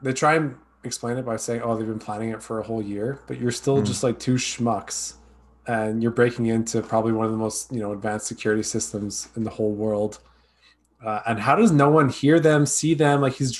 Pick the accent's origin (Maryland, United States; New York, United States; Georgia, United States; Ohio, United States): New York, United States; Bronx; they're real New Yorkers. I'm from the Bronx, man.